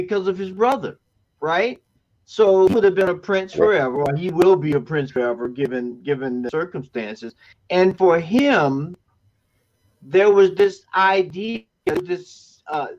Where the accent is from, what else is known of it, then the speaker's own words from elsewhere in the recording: Florida, United States; I'm from Florida